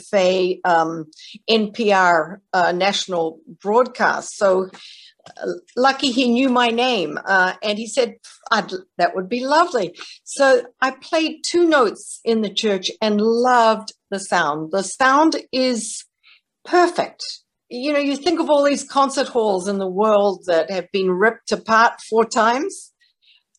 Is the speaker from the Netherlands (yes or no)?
no; New Zealand; moved away as an adult; now in United States; I'm from New Zealand originally. I came to America to study at Yale University